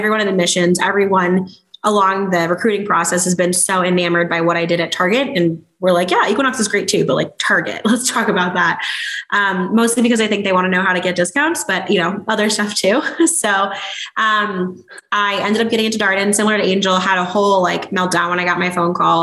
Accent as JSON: {"language": "English", "town": "Chicago", "region": "Illinois", "country": "United States", "tie": "born or raised there", "moved": "yes", "said": "I am born and raised in Chicago"}